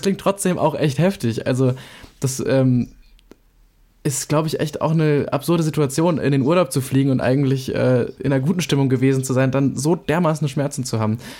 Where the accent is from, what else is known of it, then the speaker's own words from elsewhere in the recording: Germany; ich einfach nur Deutsch bin